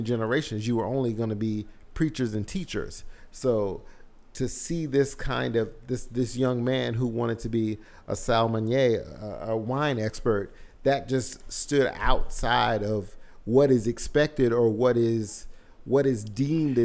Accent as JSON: {"language": "English", "region": "the South", "country": "United States", "tie": "born or raised there", "said": "growing up in the South like myself"}